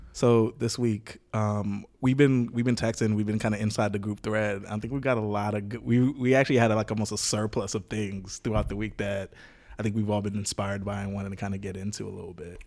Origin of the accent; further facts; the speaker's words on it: Jamaica; me growing up in Jamaica